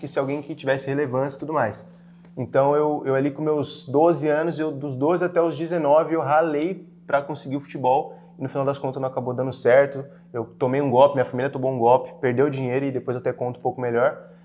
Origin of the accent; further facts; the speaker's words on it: Franco da Rocha, São Paulo, Brazil; eu nasci em Franco da Rocha, lá na periferia mesmo